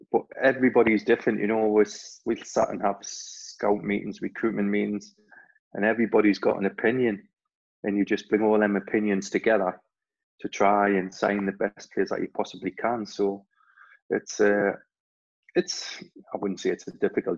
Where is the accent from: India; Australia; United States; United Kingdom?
United Kingdom; Newcastle upon Tyne, North East England; I was born in Newcastle